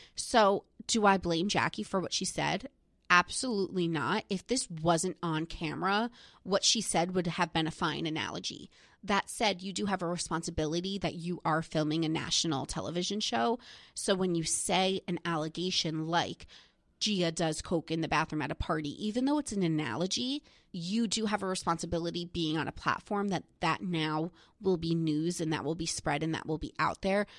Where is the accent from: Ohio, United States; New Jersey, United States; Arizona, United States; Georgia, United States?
New Jersey, United States; I'm from New Jersey. Melissa and Teresa live in my hometown